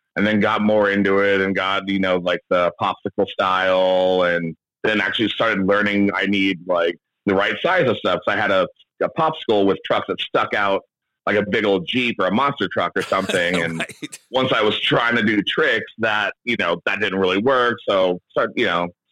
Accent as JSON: {"language": "English", "town": "San Diego", "region": "California", "country": "United States", "tie": "born or raised there", "moved": "as an adult", "lives_now": "Seattle, United States", "said": "In Ocean Beach, California, in San Diego"}